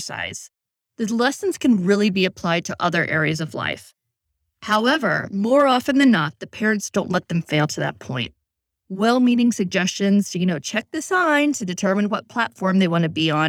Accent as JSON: {"language": "English", "town": "Chicago", "region": "Illinois", "country": "United States", "tie": "born or raised there", "said": "I grew up in Chicago in the city where I was taking the number 6 Jeffrey Express bus with friends, even in elementary school"}